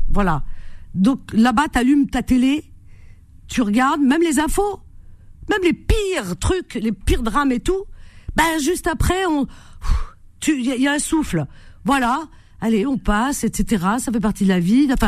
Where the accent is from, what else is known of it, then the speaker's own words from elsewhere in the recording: Algeria; même si c'est mon pays d'origine, il y a des choses qui me plaisent et puis d'autres pas. C'est pour ça que, voilà, si vraiment tout était parfait, j'y serais complètement. Non, j'adore euh, l'Algérie